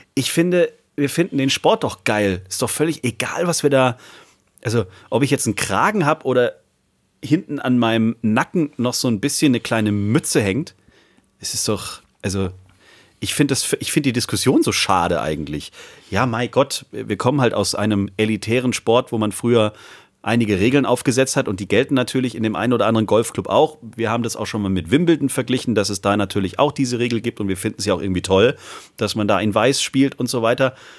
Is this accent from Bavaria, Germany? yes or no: no; Backnang, Baden-Württemberg, Germany; aus Backnang kommt, aus meiner Geburtsstadt